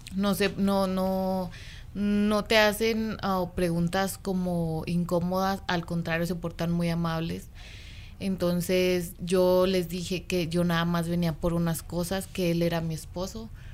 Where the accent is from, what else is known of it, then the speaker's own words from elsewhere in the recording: Mexico City, Mexico; moved away as an adult; now in Sparks, United States; Yo soy de México